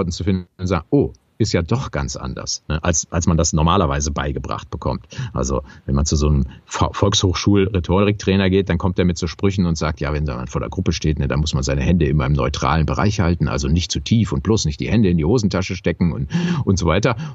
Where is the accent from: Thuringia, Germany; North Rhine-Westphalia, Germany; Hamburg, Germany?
North Rhine-Westphalia, Germany; Düsseldorf; weil ich fühle mich ja als Rheinländer, weil ich da groß geworden bin in Düsseldorf